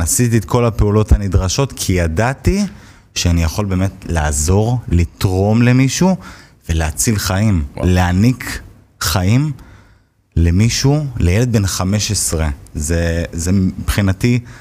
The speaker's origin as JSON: {"language": "Hebrew", "town": "Hod HaSharon", "region": "Central District", "country": "Israel", "tie": "born or raised there", "said": "גדלתי בהוד השרון"}